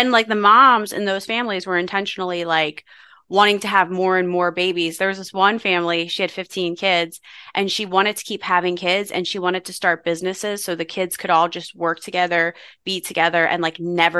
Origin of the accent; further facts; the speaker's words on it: Philadelphia, Pennsylvania, United States; when you meet people that you don't really know, it's just easier to say I'm from Philadelphia because people don't know.